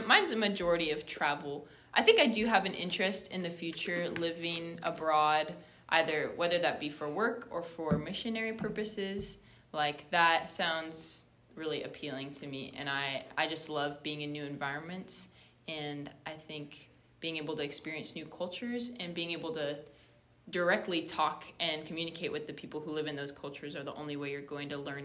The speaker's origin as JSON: {"language": "English", "region": "California", "country": "United States", "moved": "as an adult", "lives_now": "Kentucky, United States", "said": "I'm from California"}